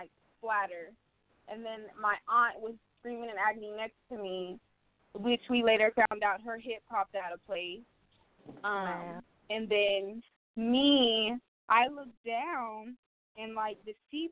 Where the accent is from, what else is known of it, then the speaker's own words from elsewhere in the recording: Arizona, United States; I am from Arizona originally.